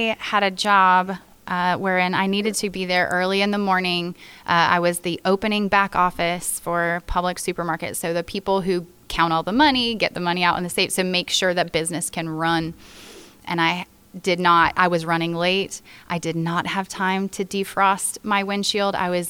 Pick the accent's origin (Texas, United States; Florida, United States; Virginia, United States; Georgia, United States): Florida, United States; born or raised there